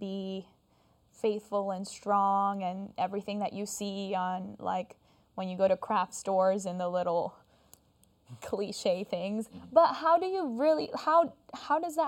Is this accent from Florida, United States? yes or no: yes; Florida, United States; I grew up in Florida